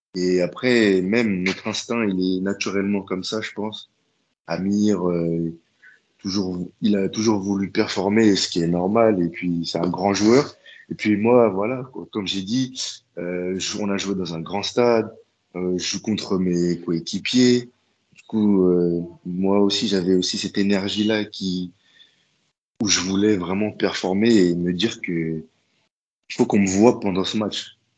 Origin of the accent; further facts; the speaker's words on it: Paris, Île-de-France, France; moved away as an adult; now in Hamburg, Germany; je viens de Paris